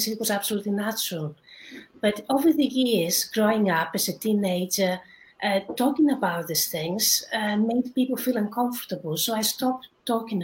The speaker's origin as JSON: {"language": "English", "country": "Greece", "tie": "born or raised there", "moved": "as an adult", "lives_now": "London, United Kingdom", "said": "I was born in Greece, but I lived in England, in London, for 20 years now, so I consider myself also a Londoner."}